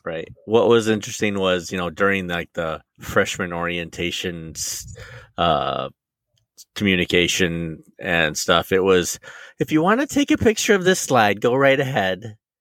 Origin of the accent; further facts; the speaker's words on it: Michigan, United States; I'm from Michigan